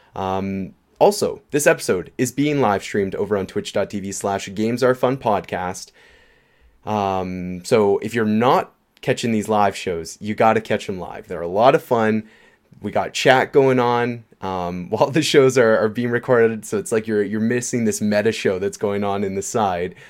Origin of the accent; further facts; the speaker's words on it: Canada; we're Canadian